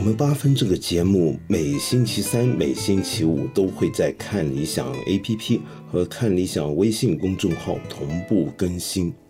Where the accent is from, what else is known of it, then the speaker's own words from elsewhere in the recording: Hong Kong; 我作为一个香港人